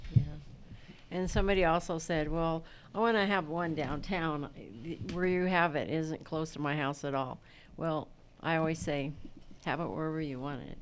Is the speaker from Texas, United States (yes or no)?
no; San Bernardino, California, United States; I was born and raised in San Bernardino